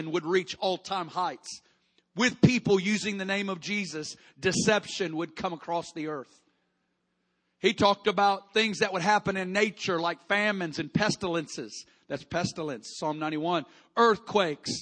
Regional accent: Kansas City, Missouri, United States; I'm from Kansas City, we get tornadoes

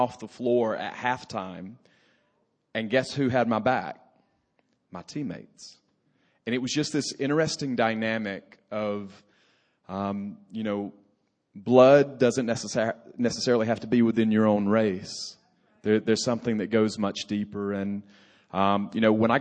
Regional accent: the South, United States; I grew up in the South

